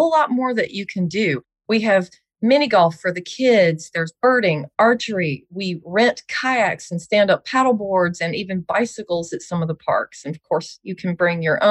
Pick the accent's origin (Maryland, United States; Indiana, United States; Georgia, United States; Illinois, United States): Georgia, United States; Smyrna; I'm a Smyrna native. I'm from Georgia, love Georgia.